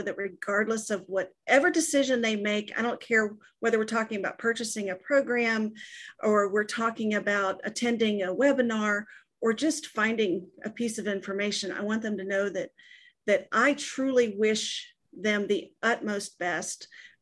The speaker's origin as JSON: {"language": "English", "region": "Texas", "country": "United States", "said": "I'm from Texas"}